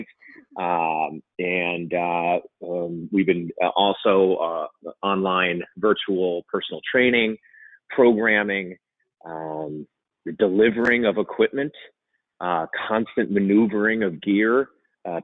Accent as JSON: {"language": "English", "region": "New Jersey", "country": "United States", "moved": "yes", "said": "I'm originally from New Jersey"}